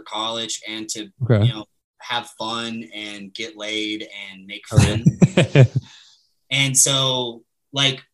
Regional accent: San Antonio, Texas, Birmingham, Alabama, the South, United States; I'm a Southern man. Like I grew up in the South.

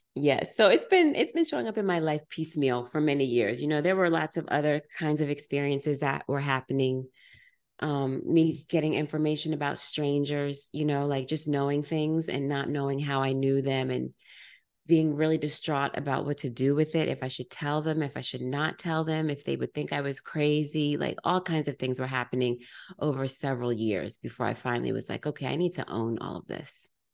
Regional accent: United States; I'm African American, generations removed from Africa

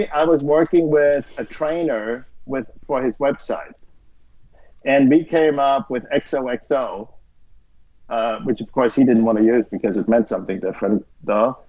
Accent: Austria; moved away; I'm originally from Austria

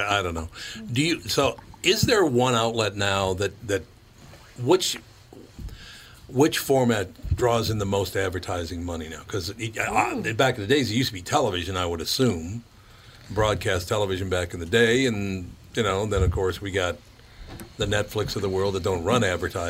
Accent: Minneapolis, Minnesota, United States; You have to understand that I grew up in North Minneapolis

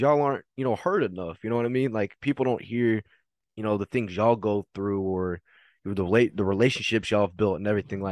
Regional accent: Fort Worth, Texas, United States; I'm from the Fort Worth area

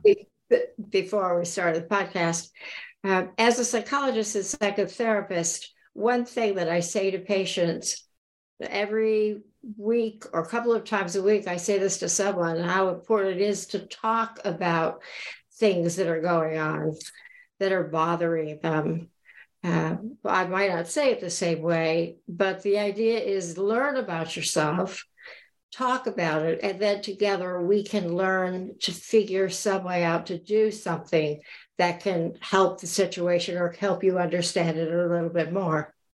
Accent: Florida Keys, United States; I grew up in the Keys

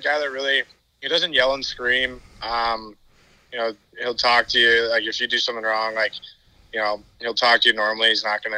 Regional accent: Minnesota, United States; moved away; I'm from Minnesota

